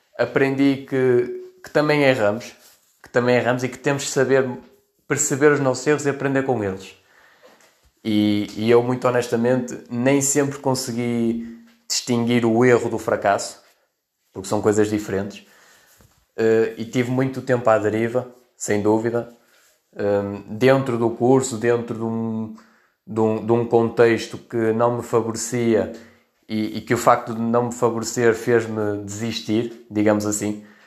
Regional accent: Vila Nova de Famalicão, Norte, Portugal; also born or lived in Melgaço; tenho 23 anos e sou de Vila Nova de Famalicão

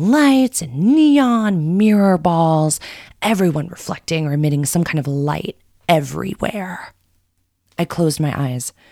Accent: Coconut Grove, Florida, United States; from Coconut Grove.

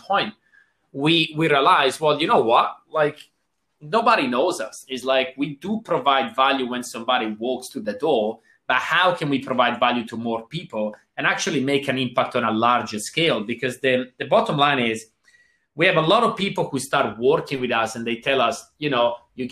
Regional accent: Switzerland; now in Australia; And I got a little bit of an accent here. I'm originally from Switzerland

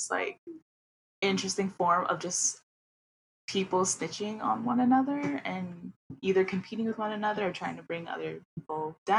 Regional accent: New York City, New York, United States; I am a queer, non-binary Indonesian Muslim that was born and raised in Queens, New York

